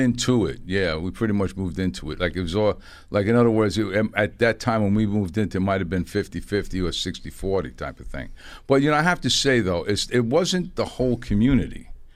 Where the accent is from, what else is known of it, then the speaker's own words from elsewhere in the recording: New York City, New York, United States; I grew up in the East Bronx in a project called Eden Wall Projects